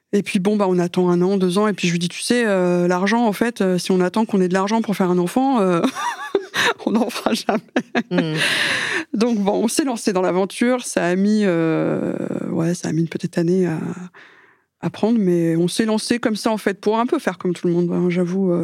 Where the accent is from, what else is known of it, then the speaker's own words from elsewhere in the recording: France; je suis française